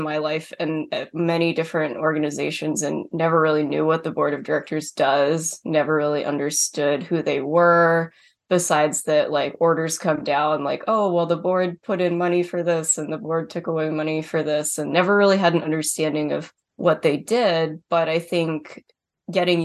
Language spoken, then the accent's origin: English; Maine, United States; having been born and raised here